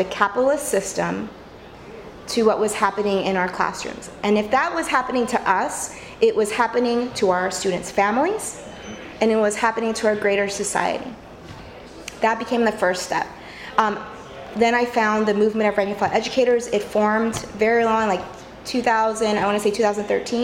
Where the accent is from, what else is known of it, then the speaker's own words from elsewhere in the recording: California, United States; moved away; I came from California originally.